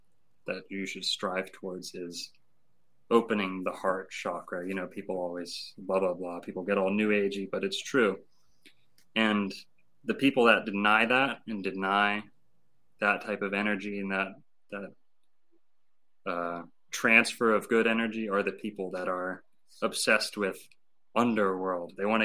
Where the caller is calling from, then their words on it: Lake Worth, Florida, United States; And I'm speaking from the Dancing Elephant down in Lake Worth, Florida.